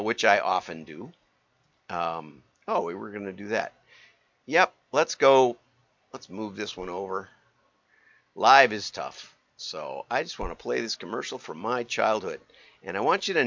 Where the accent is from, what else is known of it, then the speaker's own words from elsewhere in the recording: Deep South, United States; moved away; also born or lived in Milwaukee suburbs, Wisconsin; my own experience, which was growing up in the Deep South